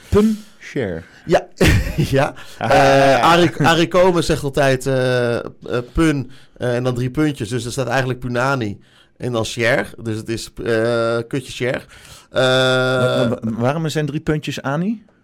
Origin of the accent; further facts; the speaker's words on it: Haarlem, North Holland, Netherlands; echt trots als Haarlemmer.